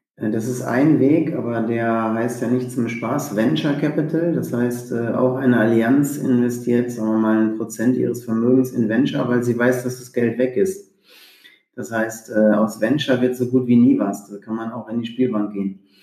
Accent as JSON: {"language": "German", "area": "Sauerland", "region": "North Rhine-Westphalia", "country": "Germany", "tie": "born or raised there", "said": "ich bin im, im Sauerland groß geworden"}